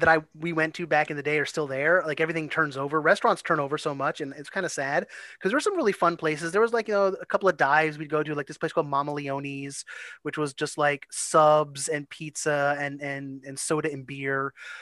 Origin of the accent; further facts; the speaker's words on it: Elizabeth, New Jersey, United States; the city where I grew up in New Jersey, which was a suburb of New York, right across the river from Staten Island, a city called Elizabeth